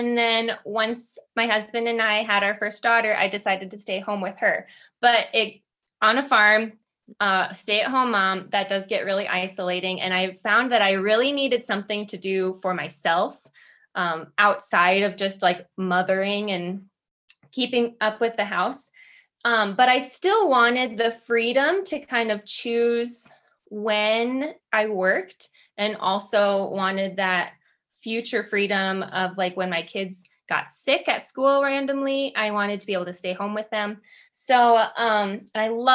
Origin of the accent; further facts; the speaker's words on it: Midwest, United States; I'm from the Midwest